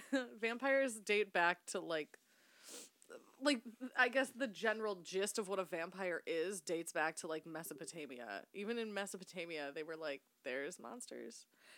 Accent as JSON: {"language": "English", "town": "Chicago", "region": "Illinois", "country": "United States", "said": "We're painfully Chicagoan."}